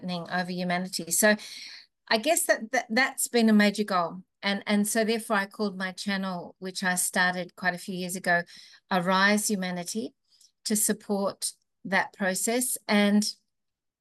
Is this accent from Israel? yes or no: no; Melbourne, Victoria, Australia; moved away; I came originally from Melbourne